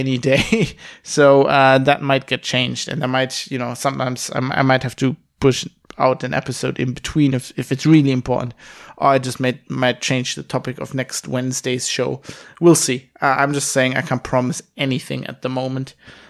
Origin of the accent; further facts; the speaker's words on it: Duisburg, North Rhine-Westphalia, Germany; English is a second language; I'm coming to you from my father's study in the house I grew up in Duisburg-Wehofen, in Germany.